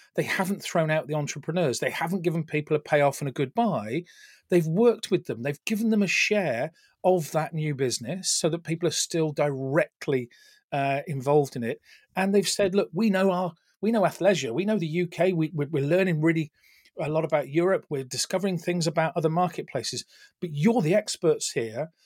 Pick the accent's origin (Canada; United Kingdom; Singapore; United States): United Kingdom; we Brits, I'm the Brit